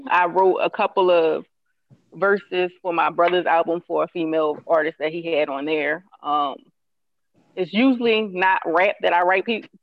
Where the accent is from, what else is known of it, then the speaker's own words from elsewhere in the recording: Philadelphia, Pennsylvania, United States; I'm from Uptown.